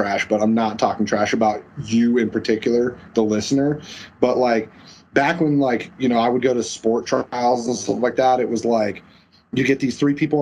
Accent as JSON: {"language": "English", "town": "Colorado Springs", "region": "Colorado", "country": "United States", "tie": "born or raised there", "said": "I was born in Colorado Springs. I grew up in a place called Black Forest, which is still in Colorado Springs"}